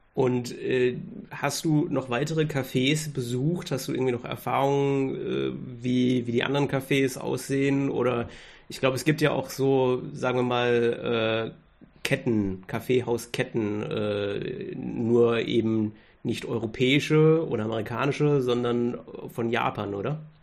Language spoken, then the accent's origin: German; Germany; selbst als Deutscher